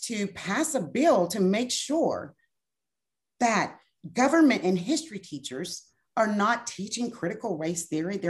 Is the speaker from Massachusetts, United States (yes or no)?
no; Brenham, Texas, United States; Like, I am from Washington County, Brenham, Texas.